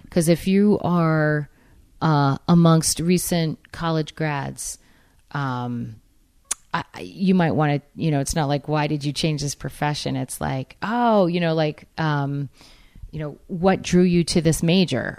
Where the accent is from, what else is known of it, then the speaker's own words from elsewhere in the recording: New England, United States; I'm from New England